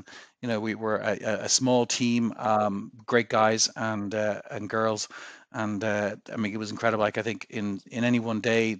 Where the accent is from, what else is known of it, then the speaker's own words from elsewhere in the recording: Ireland; I was looking to make my way back to Ireland, my home country.